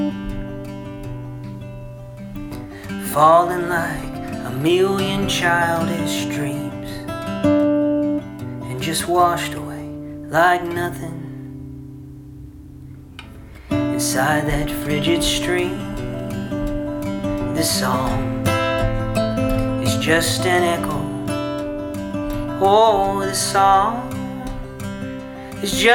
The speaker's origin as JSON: {"language": "English", "town": "Ringgold", "region": "Georgia", "country": "United States", "lives_now": "Chickamauga, United States", "said": "Originally hail from the Ringgold area, but I live in Chickamauga now."}